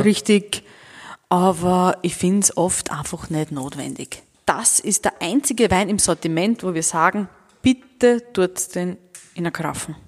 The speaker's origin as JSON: {"language": "German", "region": "Mittelburgenland", "country": "Austria", "said": "bei uns"}